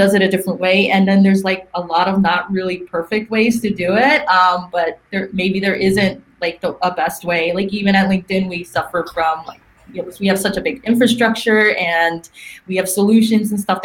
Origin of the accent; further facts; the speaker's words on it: New York, United States; moved away as an adult; now in Silicon Valley, United States; I'm from New York.